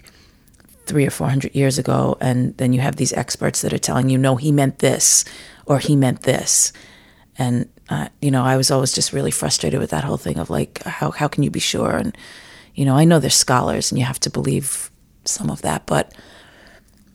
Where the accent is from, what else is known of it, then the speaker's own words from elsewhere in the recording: New York City, New York, United States; I grew up in Rockaway Beach, New York